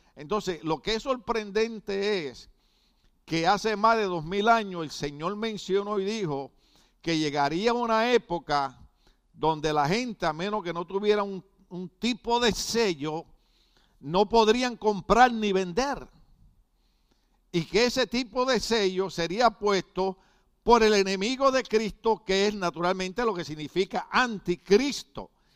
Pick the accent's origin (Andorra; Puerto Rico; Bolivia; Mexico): Puerto Rico; yo pertenecía a un partido revolucionario político en mi país